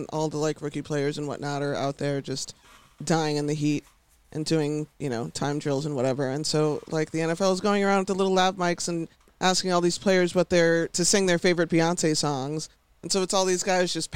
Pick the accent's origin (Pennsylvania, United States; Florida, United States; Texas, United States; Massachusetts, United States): Texas, United States; Houston; I'm from Houston.